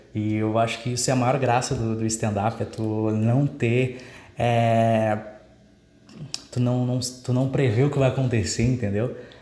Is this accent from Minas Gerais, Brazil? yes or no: no; Dom Pedrito, Rio Grande do Sul, Brazil; minha cidade natal, né, que é Dom Pedrito